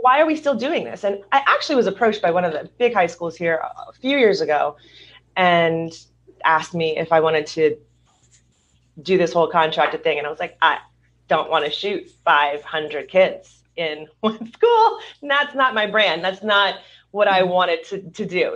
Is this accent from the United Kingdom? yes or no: no; Louisiana, United States; also born or lived in Hollywood, California / suburbs of Southern California; now in Southern California, United States; I'm originally from Louisiana